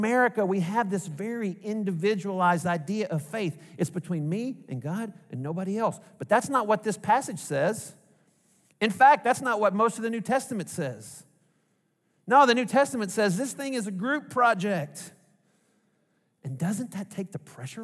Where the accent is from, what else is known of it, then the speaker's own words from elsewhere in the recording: Arkansas, United States; accent: Arkansas; my heart language, my mother tongue, is Arkansas